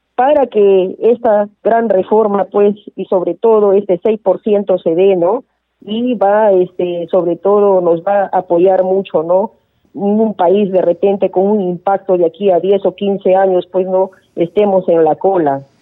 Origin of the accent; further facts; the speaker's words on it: Peru; nosotros como peruanos, que somos peruanos